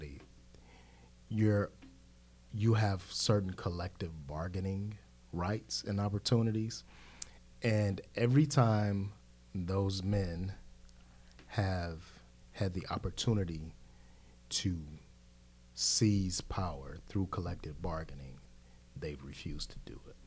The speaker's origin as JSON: {"language": "English", "town": "Cleveland", "region": "Ohio", "country": "United States", "tie": "born or raised there", "moved": "yes", "lives_now": "Charlotte, United States", "said": "I grew up on 105 in Cleveland on St. Clair"}